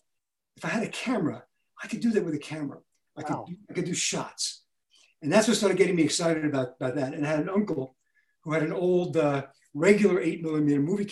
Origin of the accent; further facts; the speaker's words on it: New York City, New York, United States; I grew up in Brooklyn